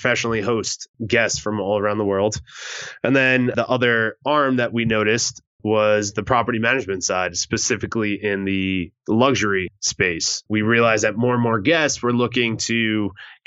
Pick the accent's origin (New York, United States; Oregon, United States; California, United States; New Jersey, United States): New Jersey, United States; moved away as an adult; I was lucky enough to be mentored by a pretty large investor in my hometown back in New Jersey.